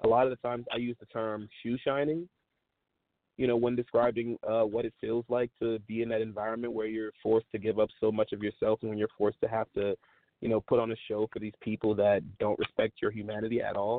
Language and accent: English; New Orleans, Louisiana, United States; I grew up in Louisiana. I was born in New Orleans